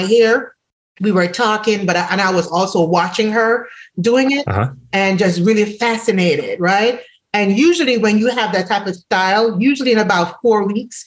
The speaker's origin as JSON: {"language": "English", "country": "Jamaica", "moved": "yes", "said": "if no one recognizes from my accent, I'm originally from Jamaica"}